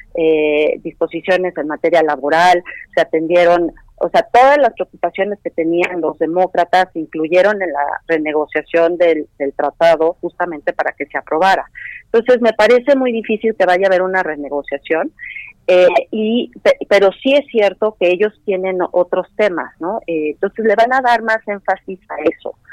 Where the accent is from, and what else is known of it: Mexico